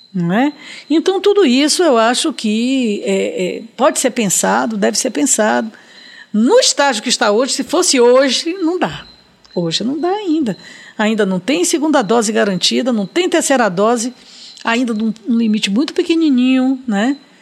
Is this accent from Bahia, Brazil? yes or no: yes; Salvador, Bahia, Brazil; na maternidade Climério de Oliveira, onde eu nasci e onde minha filha nasceu por opção minha